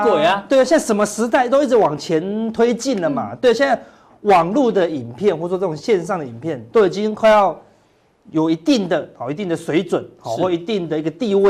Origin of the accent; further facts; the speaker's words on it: Taiwan; 我们台湾人是那个电影票很便宜，进去爆米花很贵。